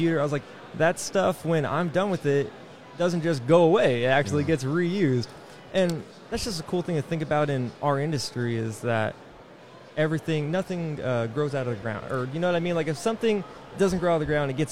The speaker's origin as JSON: {"language": "English", "town": "Sacramento", "region": "California", "country": "United States", "tie": "born or raised there", "also_born_or_lived": "Texas", "moved": "as an adult", "lives_now": "St. Joseph, Michigan, United States", "said": "I actually grew up and was born and raised in Cali, Sacramento area"}